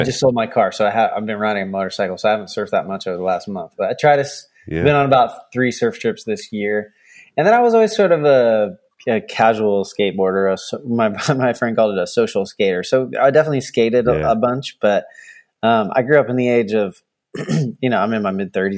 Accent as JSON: {"language": "English", "region": "Central Florida", "country": "United States", "tie": "born or raised there", "moved": "as an adult", "lives_now": "California, United States", "said": "I grew up in Florida, Central Florida"}